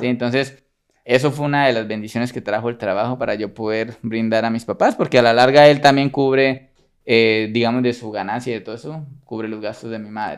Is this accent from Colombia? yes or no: yes; Bucaramanga, Santander, Colombia; also born or lived in Sabana de Torres, Colombia; ahí me crié toda la vida en Bucaramanga